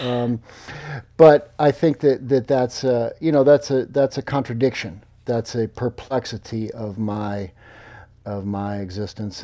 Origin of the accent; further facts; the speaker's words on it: Missouri, United States; growing up in Missouri